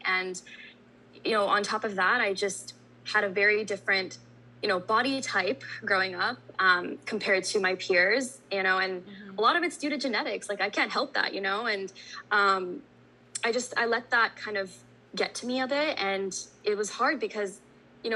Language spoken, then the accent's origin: English; Bay Area, California, United States; I'm a South Asian content creator born and raised in the Bay Area